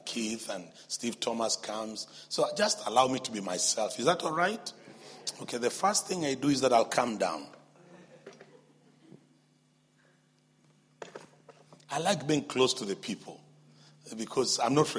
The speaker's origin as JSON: {"language": "English", "region": "Nairobi", "country": "Kenya", "said": "we come from Nairobi, Kenya"}